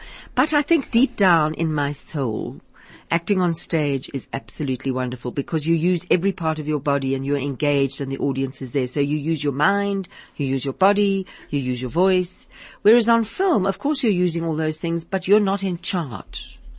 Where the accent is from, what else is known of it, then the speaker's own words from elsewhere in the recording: Liverpool, North West England, United Kingdom; Liverpool. I come from Liverpool. It's right. It's sort of like South African in a way, because it's got that achum. Achum from Liverpool.